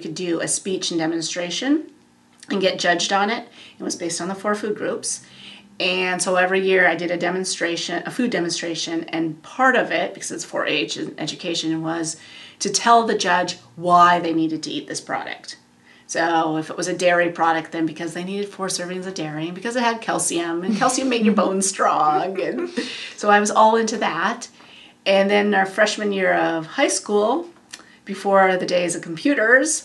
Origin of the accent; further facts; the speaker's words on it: North Dakota, United States; moved away; I was originally from North Dakota